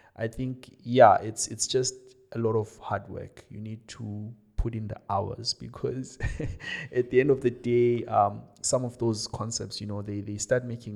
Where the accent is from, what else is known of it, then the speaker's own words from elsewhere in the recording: Johannesburg, Gauteng, South Africa; moved away as an adult; also born or lived in Cape Town; I was from Joburg